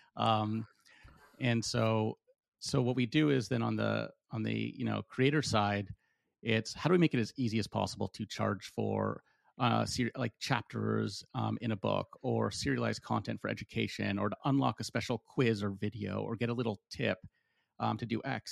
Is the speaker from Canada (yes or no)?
yes; Canada; I'm from Canada